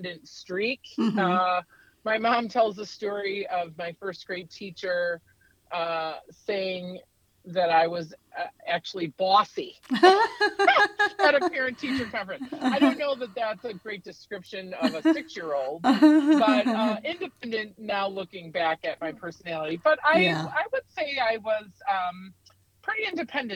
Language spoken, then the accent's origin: English; United States; a business in my hometown of Wakanda called Kramer's Country Casuals.